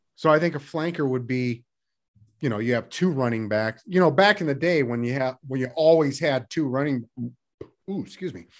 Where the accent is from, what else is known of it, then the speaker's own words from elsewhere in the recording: Seattle, Washington, United States; growing up in Seattle